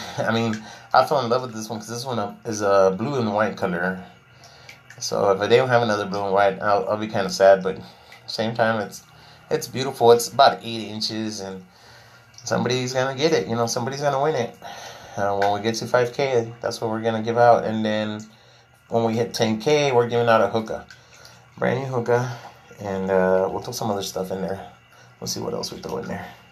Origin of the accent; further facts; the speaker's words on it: Laredo, Texas, United States; I'm from Laredo, Texas